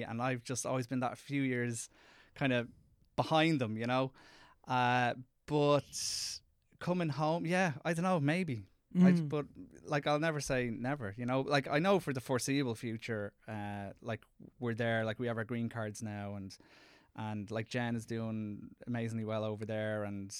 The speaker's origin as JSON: {"language": "English", "country": "Ireland", "accent": "Irish", "said": "No, I go in speaking in my Irish accent, which probably isn't the greatest thing."}